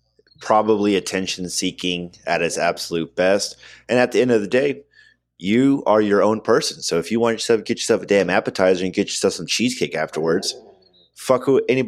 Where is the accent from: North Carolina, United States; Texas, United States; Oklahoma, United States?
Oklahoma, United States; I'm not from Wynnewood. I'm not from Tiger King, Oklahoma, but from Oklahoma nonetheless.